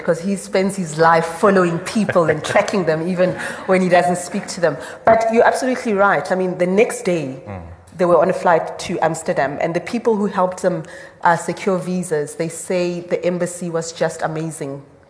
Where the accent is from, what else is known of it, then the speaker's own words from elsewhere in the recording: South Africa; I felt that I managed, as a South African citizen, as a woman, to articulate a final rebuke to Jacob Zuma before he left.